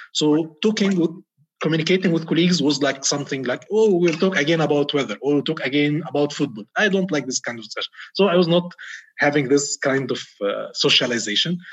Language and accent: English; Egypt; moved away as an adult; now in Riyadh, Saudi Arabia; I'm an Egyptian expat uh, in Saudi Arabia, uh, currently in Riyadh